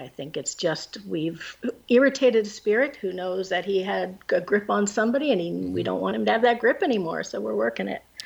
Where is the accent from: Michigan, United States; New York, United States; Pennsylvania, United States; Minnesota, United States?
Pennsylvania, United States; now in New Jersey, United States; I'm from Pennsylvania